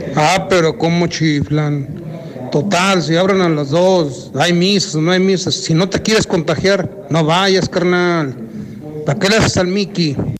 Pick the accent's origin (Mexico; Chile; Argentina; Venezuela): Mexico; Aguascalientes; soy de aquí de Aguascalientes